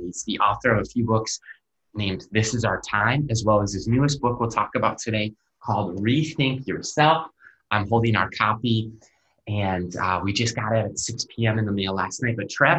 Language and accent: English; Minnesota, United States; I grew up in Minnesota